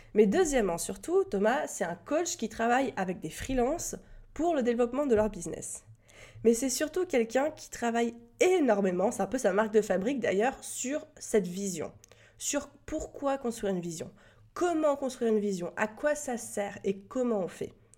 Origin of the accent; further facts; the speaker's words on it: France; accent: French; mon magnifique accent français